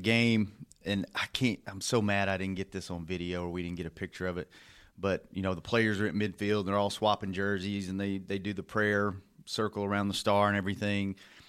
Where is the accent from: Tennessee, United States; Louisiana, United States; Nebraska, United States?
Louisiana, United States; I'm from Louisiana.